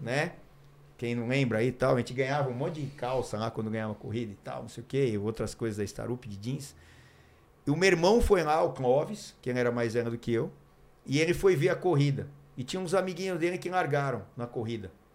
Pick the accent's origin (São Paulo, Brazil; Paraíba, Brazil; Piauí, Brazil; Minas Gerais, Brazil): São Paulo, Brazil; Mogi Mirim; now in Santos, Brazil; Sou de Mojimirim